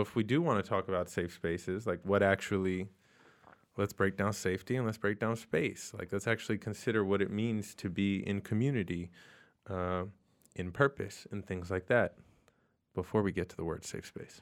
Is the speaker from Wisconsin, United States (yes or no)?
no; New York City, New York, United States; I am a New Yorker. I'm from Queens, uh, born and raised